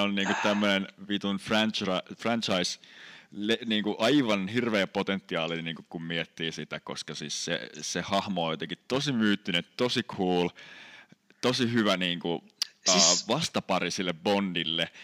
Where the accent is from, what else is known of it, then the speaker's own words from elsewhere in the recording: Sastamala, Pirkanmaa, Finland; kotipaikkakuntani Sastamalan